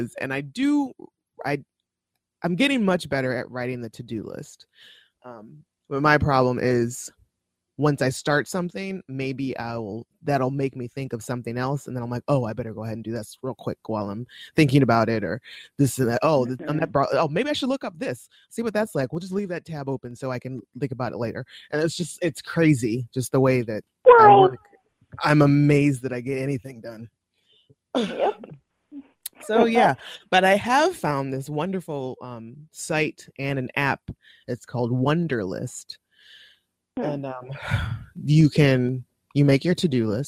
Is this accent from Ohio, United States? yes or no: yes; Ohio, United States; now in Pittsburgh, United States; we lived in Ohio